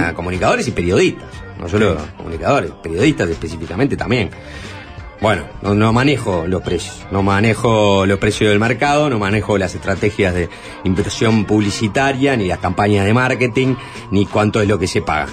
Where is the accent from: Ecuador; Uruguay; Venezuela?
Uruguay; somos los uruguayos